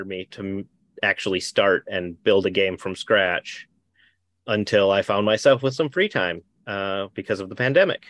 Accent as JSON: {"language": "English", "region": "Minnesota", "country": "United States", "moved": "yes", "said": "I'm from Minnesota originally"}